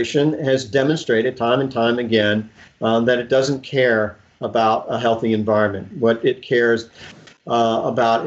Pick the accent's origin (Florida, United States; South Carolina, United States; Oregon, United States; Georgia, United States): Florida, United States; Tampa; I grew up fishing in Tampa Bay, and about the only thing we could catch when I was a kid was a croaker